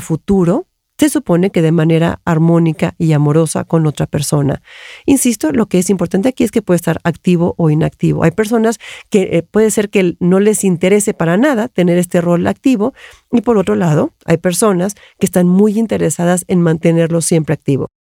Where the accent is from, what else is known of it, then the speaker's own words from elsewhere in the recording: Mexico; yo soy mexicana